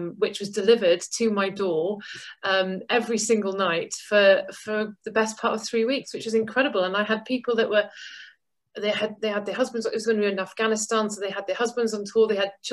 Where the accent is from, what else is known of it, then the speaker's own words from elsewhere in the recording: Goodwick, Wales, United Kingdom; moved away; I grew up in a small town called Goodick in Pembrokeshire in Wales